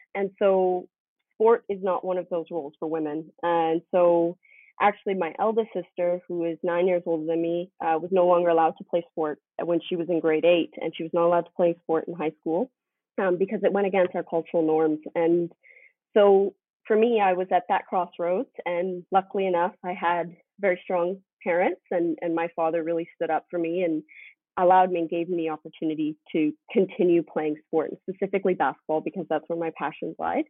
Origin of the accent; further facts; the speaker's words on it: Richmond, British Columbia, Canada; moved away as an adult; also born or lived in Calgary, Alberta; I was born and raised in Richmond, BC